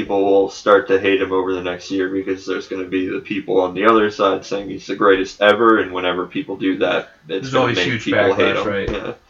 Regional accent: New York, United States; as a New Yorker

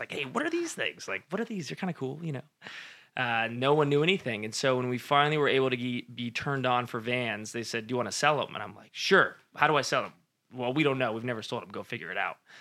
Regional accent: Modesto, California, United States; also born or lived in Fresno, California; born and raised in Modesto, California

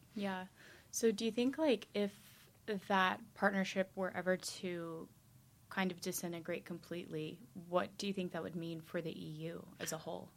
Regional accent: United States; moved away; as an American

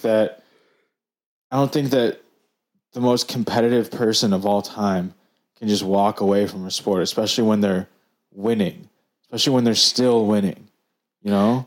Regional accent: Detroit, Michigan, United States; we're from Detroit

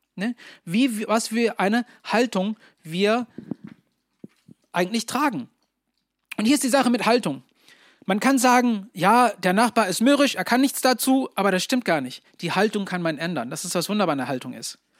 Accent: Germany; als Deutsche

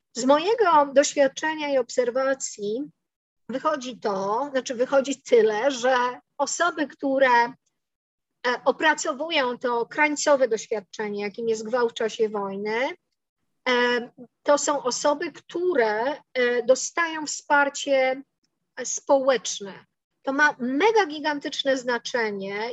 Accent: Poland; my się wychowałyśmy w Polsce

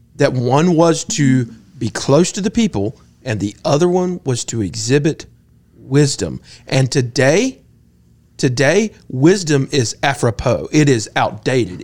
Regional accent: Augusta, Georgia, United States; I grew up in Augusta

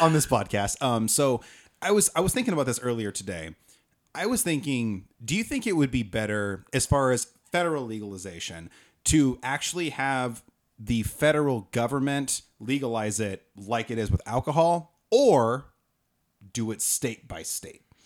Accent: Oregon, United States; I'm from Oregon. This isn't a thing. We have gas attendance in Oregon.

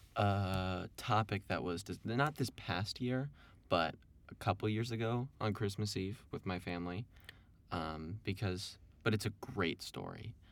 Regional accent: Evanston, Illinois, United States; I'm from Evanston here

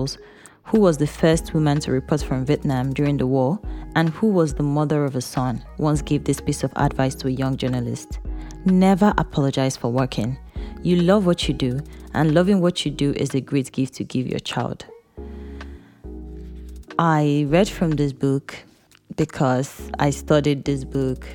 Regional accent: eastern Nigeria, Nigeria; Growing up in Eastern Nigeria, where the male child is very valuable, my dad had 5 girls and no son.

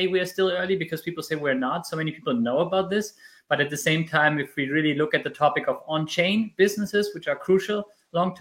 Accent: Germany; I was born and raised in Germany, even if I'm Spanish in terms of family

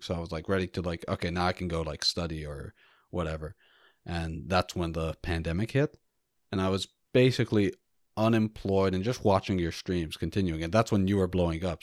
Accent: United States; as an American

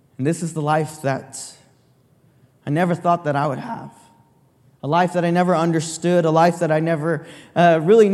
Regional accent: San Jose, California, United States; I'm from San Jose, born and raised

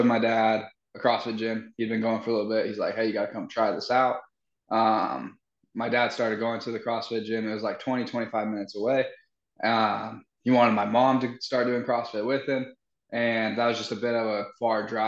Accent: Utah, United States; moved away; when we were back home in Utah

